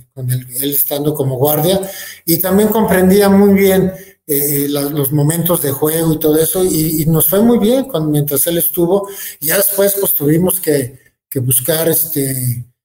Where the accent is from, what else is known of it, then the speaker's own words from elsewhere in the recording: Guadalajara, Jalisco, Mexico; moved away as an adult; now in Querétaro, Mexico; Soy jalisciense, a mucha honra, no niego la cruz de mi parroquia